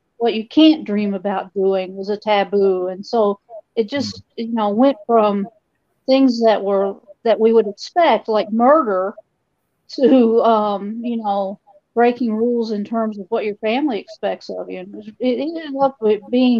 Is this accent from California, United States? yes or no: no; Kentucky, United States; also born or lived in Philadelphia area; now in New Jersey, United States; I live in New Jersey, but obviously this is not a New Jersey accent that you're hearing. I grew up in Kentucky